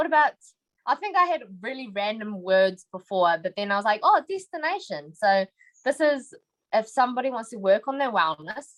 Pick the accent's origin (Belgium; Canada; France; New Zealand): New Zealand; So I'm actually born here. So I've been in the same house, the same area for the 26 years that I've been alive.